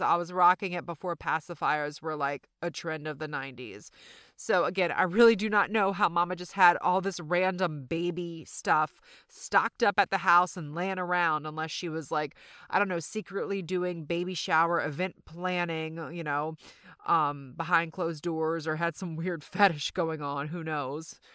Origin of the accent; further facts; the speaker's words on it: the South, United States; accent: Southern; my Southern accent just really came out